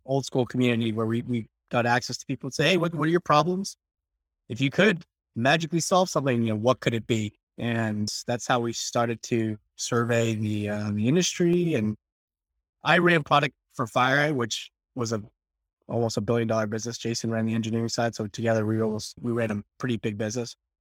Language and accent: English; New Jersey, United States; I'm from Jersey